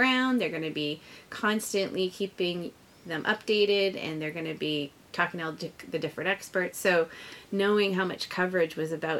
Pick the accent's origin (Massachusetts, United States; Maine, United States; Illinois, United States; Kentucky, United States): Maine, United States; Lewiston; it's my hometown, it's where I was born, it's where my parents were born and raised, and my husband's family as well. My husband was born in Lewiston.